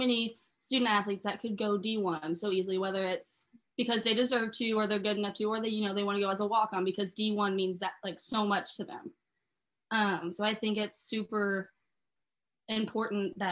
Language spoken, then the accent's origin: English; Kansas City, Missouri, United States; also born or lived in Lee's Summit; I'm from Kansas City